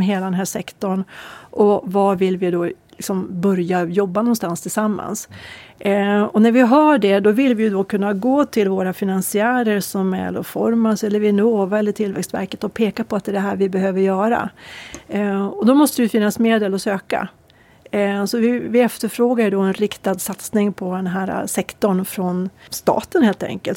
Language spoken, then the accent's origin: Swedish; Örnsköldsvik, Västernorrland County, Sweden; Åstadkommation som vi säger hemma i Övik